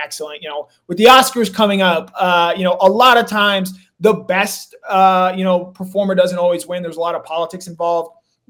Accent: Georgia, United States; I grew up in the state of Georgia playing Georgia high school football.

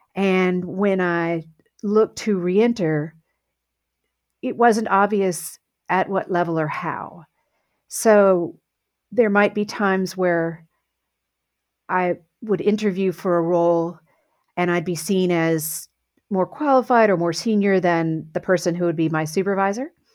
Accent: south of Houston, Texas, United States; I grew up in Texas on a farm south of Houston

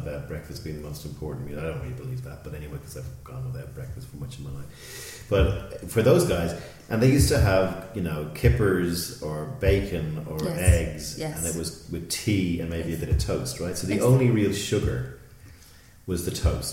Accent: Ireland; I'm Irish

